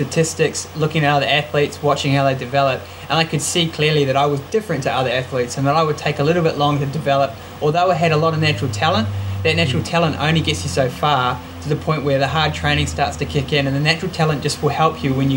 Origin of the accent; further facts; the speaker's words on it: Manawatū-Whanganui, New Zealand; when I was a kid growing up in the Manawatu